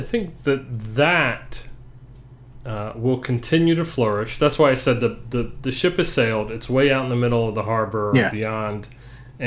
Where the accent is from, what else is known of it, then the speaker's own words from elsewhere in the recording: Atlanta, Georgia, United States; moved away; we grew up in Atlanta